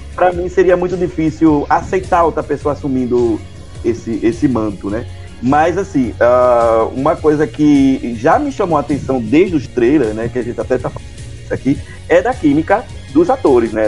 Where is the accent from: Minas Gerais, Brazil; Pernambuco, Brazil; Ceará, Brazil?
Ceará, Brazil; Sou de, do Ceará